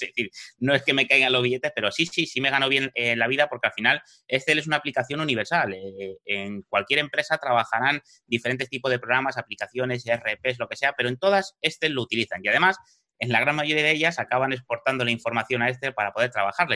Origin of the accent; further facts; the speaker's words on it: Madrid, Community of Madrid, Spain; moved away as an adult; now in Fuerteventura, Spain; soy madrileño, he vivido en Madrid toda mi vida, eh, hasta hace cuatro años